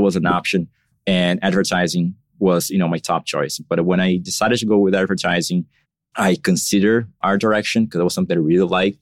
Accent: São Paulo, Brazil; moved away as an adult; now in Miami, United States; I was born and raised in São Paulo. So I lived there until six years ago. That's when I moved to Miami

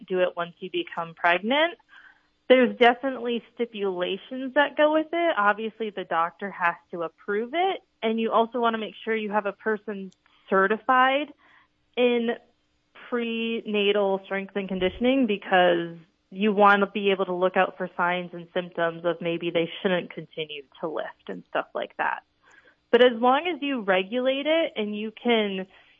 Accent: Beresford, South Dakota, United States; I graduated high school from Beersford, South Dakota

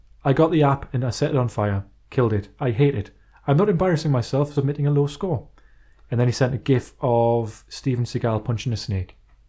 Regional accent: England, United Kingdom; Maybe because I'm English.

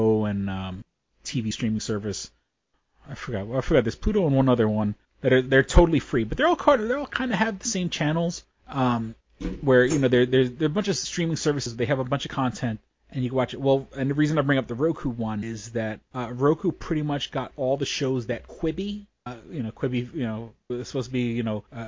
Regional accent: New York City, New York, United States; I grew up on the edge of China

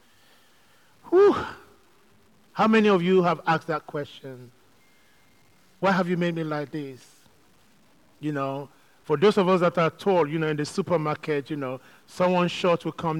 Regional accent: Nigeria; also born or lived in London, United Kingdom; now in Manchester, United Kingdom; I grew up in Nigeria where going to church was a big thing

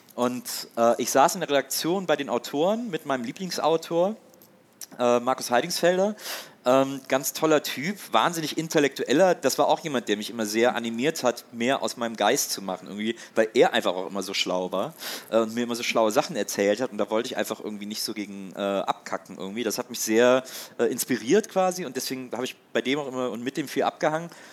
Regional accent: Wesseling, North Rhine-Westphalia, Germany; moved away as an adult; also born or lived in Cologne / Munich / Hamburg; now in Berlin, Germany; dann bin ich aber trotzdem noch in Wesseling, wo ich aufgewachsen bin

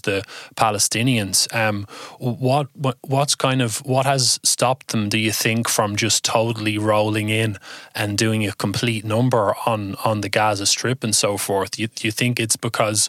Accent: Ireland; being Irish

